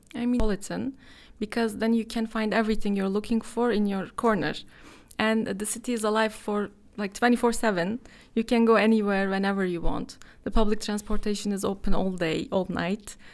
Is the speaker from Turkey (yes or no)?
yes; Istanbul, Turkey; I'm from Istanbul. I was born here, but my father is from Bursa. Uh, but I've never lived there